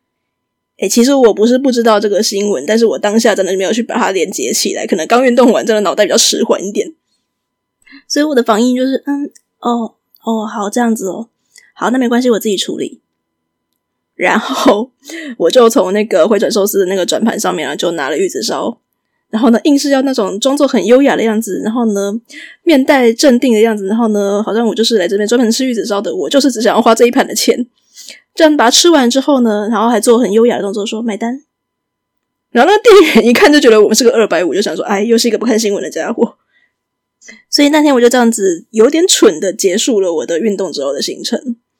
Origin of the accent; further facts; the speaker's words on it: Taiwan; 我们台湾人